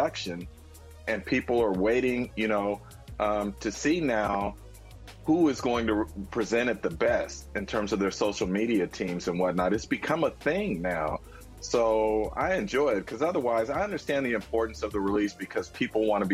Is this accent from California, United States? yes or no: yes; San Francisco, California, United States; I grew up in the Bay Area. I was born in San Francisco